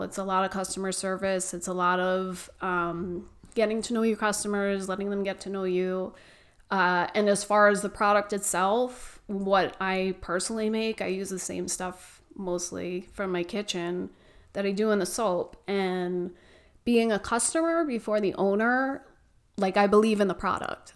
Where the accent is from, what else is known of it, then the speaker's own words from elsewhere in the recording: New York, United States; moved away as an adult; now in Gilbert, United States; I was born and raised in New York.